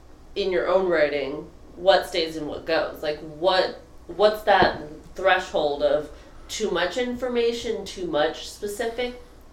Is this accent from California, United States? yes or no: yes; Southern California, United States; Hi, I'm from Southern California.